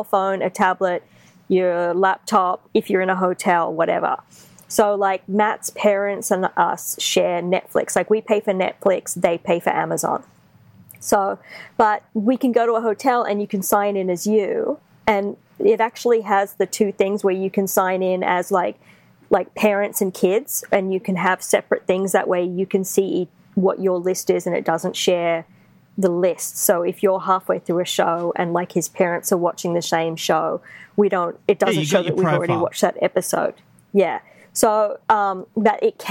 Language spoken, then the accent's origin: English; Australia; moved away; I'm Australian